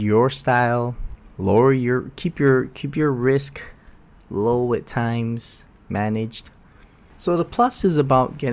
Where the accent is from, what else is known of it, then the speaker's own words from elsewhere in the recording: Oahu, Hawaii, United States; I'm from Oahu